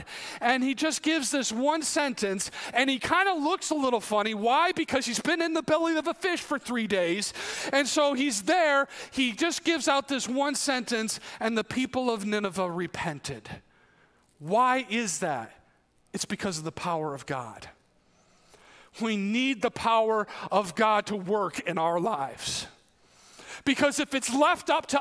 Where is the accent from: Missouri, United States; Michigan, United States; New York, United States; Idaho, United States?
New York, United States; moved away; they found out I'm from New York and they're like, oh, New York City. No, not New York City. New York City's 250 miles away